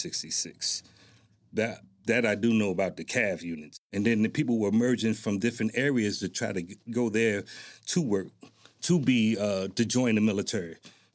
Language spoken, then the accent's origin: English; Newark, New Jersey, United States; moved away as an adult; now in Lawton, United States; And that's where I was born and raised, and right out of high school is when I joined the military.